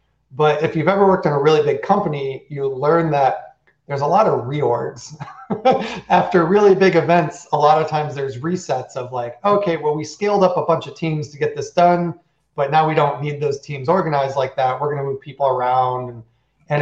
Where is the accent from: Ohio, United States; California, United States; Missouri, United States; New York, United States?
New York, United States; south of Buffalo; I grew up on a dairy farm in the middle of nowhere, south of Buffalo, New York